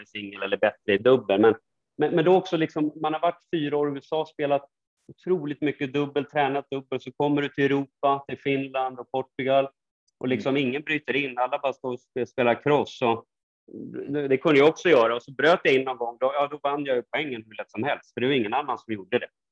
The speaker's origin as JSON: {"language": "Swedish", "town": "Stockholm", "region": "Stockholm County", "country": "Sweden", "said": "hem är ju alltid Stockholm liksom och Sverige"}